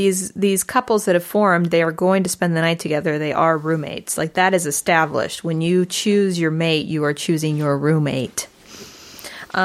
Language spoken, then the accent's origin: English; St. Louis, Missouri, United States; I am from St. Louis, Missouri.